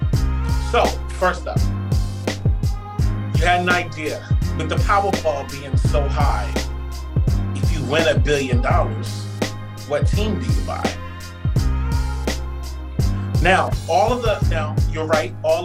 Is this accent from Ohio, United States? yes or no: no; D.C. area, Maryland, United States; Growing up in the Maryland, D.C. area